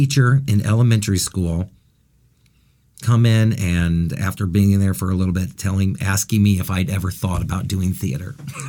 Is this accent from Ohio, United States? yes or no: yes; Findlay, Ohio, United States; I grew up in Findlay, Ohio, mm-hmm. which is a smaller town of about 40 to 45,000.